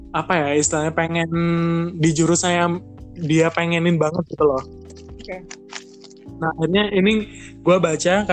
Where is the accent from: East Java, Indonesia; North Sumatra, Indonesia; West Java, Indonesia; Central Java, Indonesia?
East Java, Indonesia; Jember; sedangkan gue kan dari Jember kalau mau ke Jember Surabaya itu kan butuh biaya gitu loh